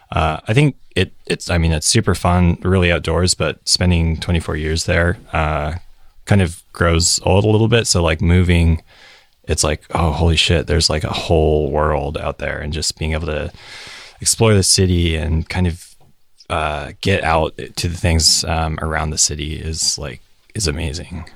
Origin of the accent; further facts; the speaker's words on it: Salt Lake City, Utah, United States; moved away as an adult; now in San Francisco, United States; I'm from Salt Lake City. Born and raised until a year ago